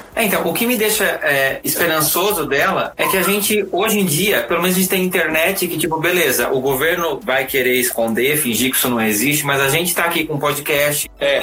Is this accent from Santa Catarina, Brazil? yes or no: yes; Blumenau, Santa Catarina, Brazil; now in São Paulo, Brazil; sou de Santa Catarina e eu vivi num estado que, assim, em Blumenau